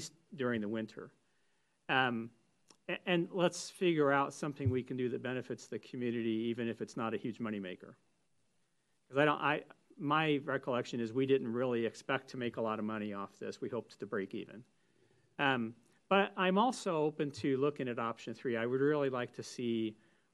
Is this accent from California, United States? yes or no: yes; Northern California, United States; I grew up in Northern California